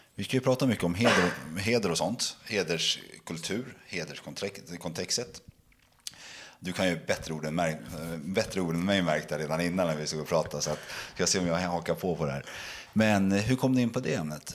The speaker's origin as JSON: {"language": "Swedish", "country": "Sweden", "tie": "born or raised there", "said": "Jag är en svensk kille som är uppväxt i detta land"}